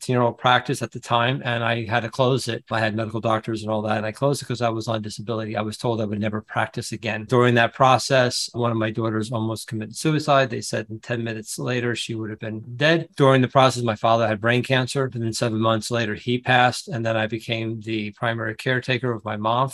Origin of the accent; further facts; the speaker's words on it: New Jersey, United States; I'm from New Jersey